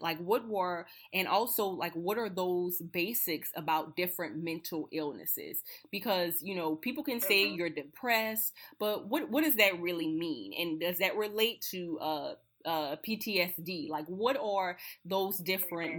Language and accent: English; Napoleonville, Louisiana, United States; I'm originally from Napoleonville, Louisiana, Assumption Parish.